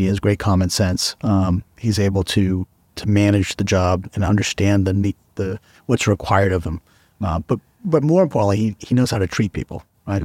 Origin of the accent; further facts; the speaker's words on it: Massachusetts, United States; moved away as an adult; now in Dover, United States; I grew up in Massachusetts and went to college for criminal justice